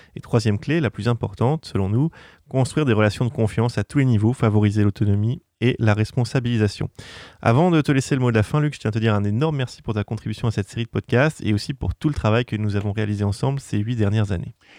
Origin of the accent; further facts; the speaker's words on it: Normandy, France; je suis normand d'origine